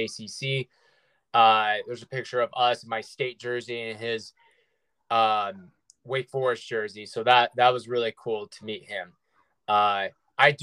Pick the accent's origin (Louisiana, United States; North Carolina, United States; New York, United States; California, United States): North Carolina, United States; Winston-Salem; I'm from Winston